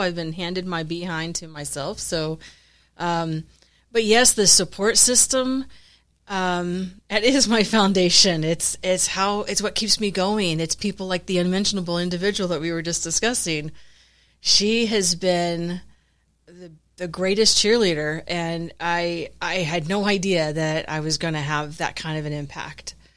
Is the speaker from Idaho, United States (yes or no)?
no; Florida, United States; moved away as an adult; now in San Antonio, United States; I'm originally from Florida